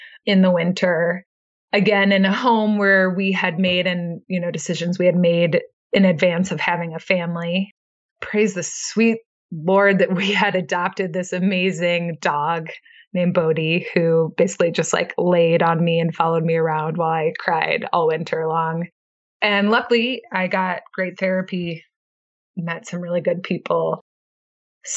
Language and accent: English; Midwest, United States; now in Idaho, United States; I grew up in the Midwest